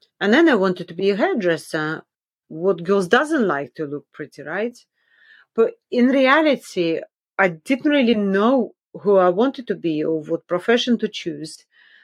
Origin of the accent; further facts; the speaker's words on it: Magadan, Magadan Oblast, Russia; also born or lived in Kola Peninsula, Russia; I was born in the Kola Peninsula, which is a large peninsula in northwest Russia, located almost entirely in the Russian Arctic. So it's a very cold place. And when I was about 1, my parents decided, okay, it was time to move to northeast Russia, to the city of Magadan near the Sea of Okhotsk